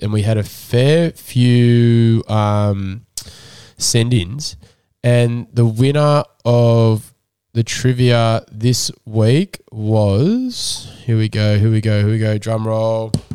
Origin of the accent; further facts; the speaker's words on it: Sydney, New South Wales, Australia; Where I grew up was sort of in the middle of, like, Colavele, Bronte, Waverley, um, m, it was more Bronte, Waverley anyway.